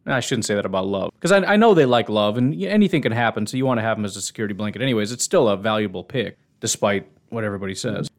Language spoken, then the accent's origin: English; Illinois, United States; moved away; I grew up in Illinois